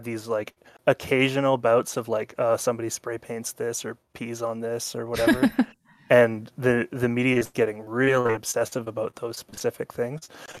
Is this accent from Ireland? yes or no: no; Canada; I'm a Canadian, and we're very excited about the honking.